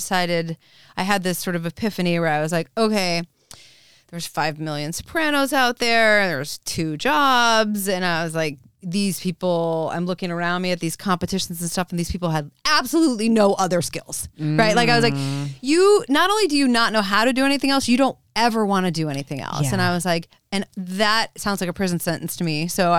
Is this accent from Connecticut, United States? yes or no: yes; Connecticut, United States; So I'm from the great, the nutmeg state of Connecticut.